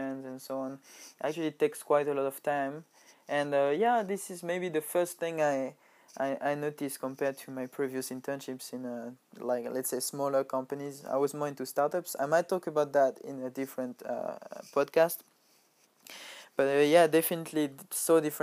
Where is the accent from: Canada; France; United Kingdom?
France; moved away as an adult; now in Japan; a Nike factory next to my hometown